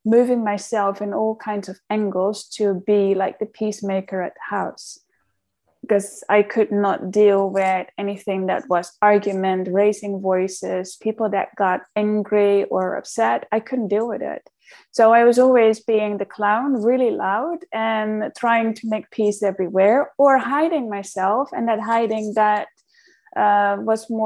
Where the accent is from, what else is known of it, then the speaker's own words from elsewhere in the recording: outside Amsterdam, North Holland, Netherlands; moved away; I grew up in the Netherlands, so I'm a very Dutch girl. I'm just from outside Amsterdam.